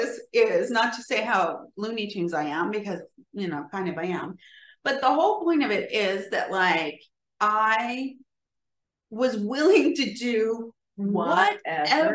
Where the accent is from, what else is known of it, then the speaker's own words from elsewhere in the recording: California, United States; I'm from California and evidently that's how we say writer.